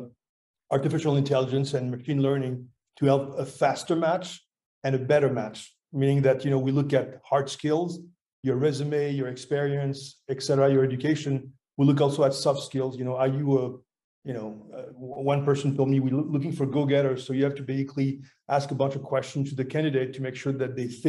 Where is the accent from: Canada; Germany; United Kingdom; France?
France; moved away as an adult; also born or lived in Boston, United States; I had some family stuff I had to take care of back in France because I'm from France